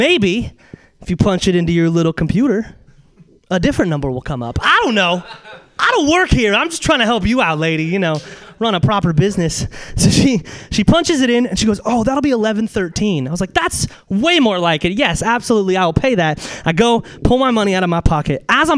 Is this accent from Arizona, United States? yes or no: no; Alaska, United States; It's just, I'm from Alaska.